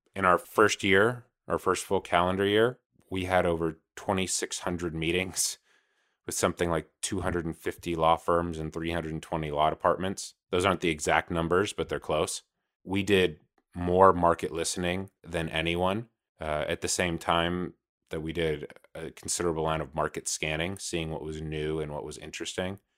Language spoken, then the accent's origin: English; Los Angeles, California, United States; I'm from Los Angeles, California